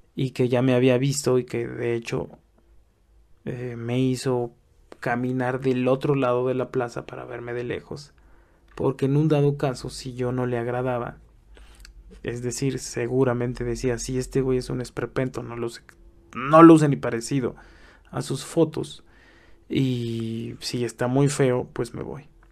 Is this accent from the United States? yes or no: no; Mexico; accent: Mexican; also born or lived in Mexico City; Soy mexicano, como a lo mejor puedes oír por mi acento